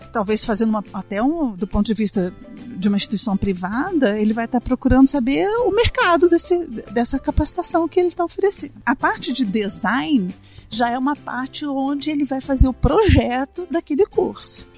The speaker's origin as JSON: {"language": "Portuguese", "town": "Itajubá", "region": "Minas Gerais", "country": "Brazil", "said": "eu sou de Itajubá, essa cidade no sul de Minas."}